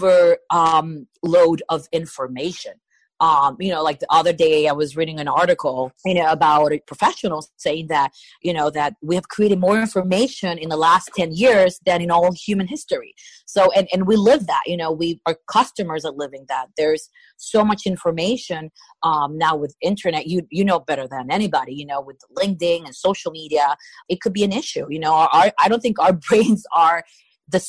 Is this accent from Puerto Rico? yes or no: yes; Puerto Rico; I'm from Puerto Rico